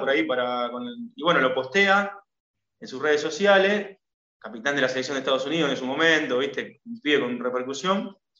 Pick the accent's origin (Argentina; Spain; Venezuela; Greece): Argentina; yo que soy argentino, que jugué al fútbol, que, que, me crié mirándolo